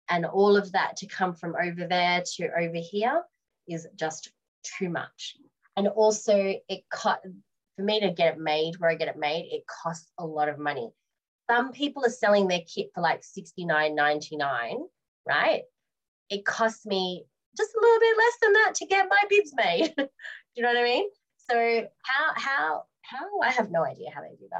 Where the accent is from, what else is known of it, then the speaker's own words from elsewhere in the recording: Australia; now in United Kingdom; I'm Australian